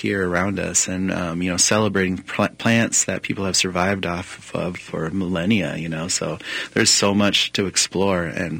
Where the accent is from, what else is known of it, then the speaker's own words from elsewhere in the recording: Pine Ridge Reservation, South Dakota, United States; moved away; growing up on Pine Ridge Reservation in South Dakota